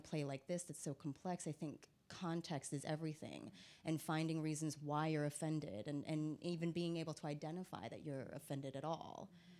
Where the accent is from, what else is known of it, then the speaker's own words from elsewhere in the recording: United States; also born or lived in Philippines; I identify as Asian American because I'm first and foremost an immigrant who was raised in America.